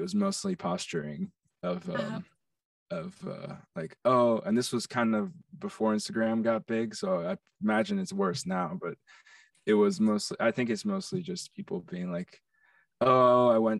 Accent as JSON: {"language": "English", "region": "New York", "country": "United States", "tie": "born or raised there", "said": "I grew up on the Upper East Side in New York."}